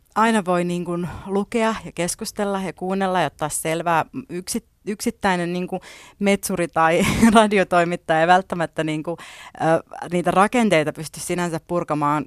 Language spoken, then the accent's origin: Finnish; Finland; first language Finnish; mä oon syntynyt täällä, ollut täällä aina, suomi on mun äidinkieli